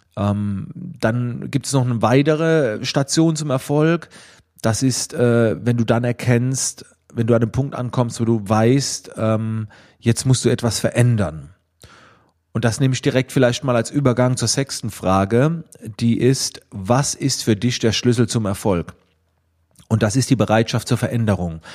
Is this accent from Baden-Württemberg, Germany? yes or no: yes; Schwetzingen, Baden-Württemberg, Germany; Man hörte es oder man hörte es ein klein wenig aus dem äh, Dialekt, ähm, aus welcher Ecke in Deutschland ich wohl komme. Ich komme aus der Nähe von Heidelberg-Mannheim in Schwetzingen